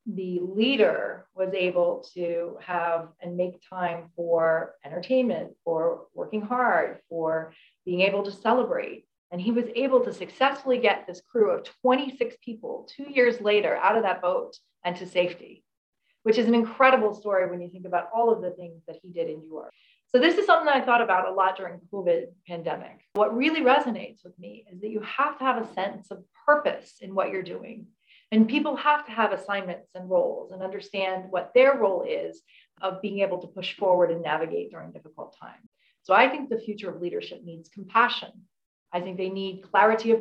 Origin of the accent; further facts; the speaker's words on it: United States; moved away as an adult; I'm American. I moved here from the US